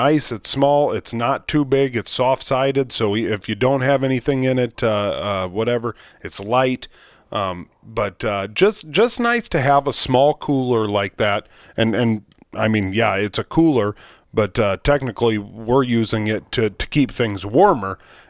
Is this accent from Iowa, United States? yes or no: yes; Iowa, United States; I'm from the country. I'm from Iowa.